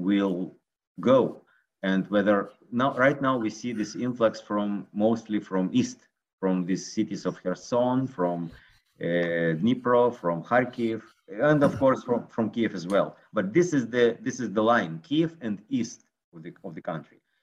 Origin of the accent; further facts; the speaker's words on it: Israel; I'm from Israel